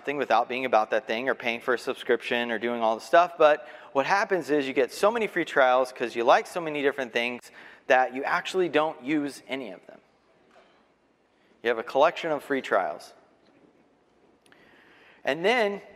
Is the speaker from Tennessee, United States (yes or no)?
no; Texas, United States; also born or lived in Arkansas; I'm from Texas.